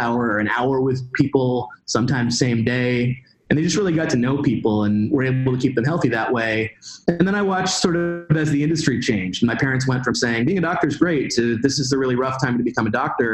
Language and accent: English; Pacific Northwest, United States; I grew up in the Pacific Northwest